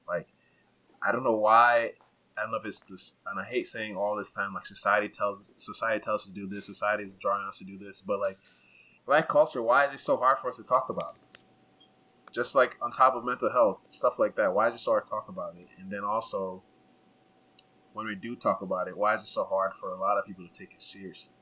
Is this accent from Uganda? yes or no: yes; Uganda; moved away; growing up in Uganda for and like being in my culture, also Rwandan culture.